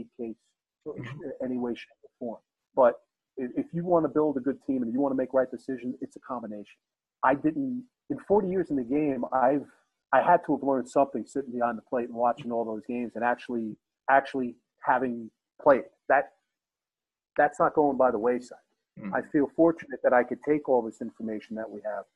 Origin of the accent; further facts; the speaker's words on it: New York area, United States; moved away as an adult; I grew up in the New York area, and we played mostly in New York City